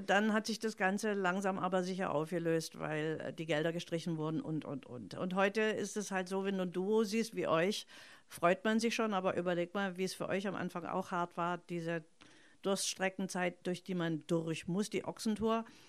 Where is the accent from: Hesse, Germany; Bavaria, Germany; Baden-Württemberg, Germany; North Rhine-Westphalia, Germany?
Baden-Württemberg, Germany; Stuttgart; accent: Swabian; ich bin in Stuttgart aufgewachsen, also als Italienerin im, ja. im Schwäbischer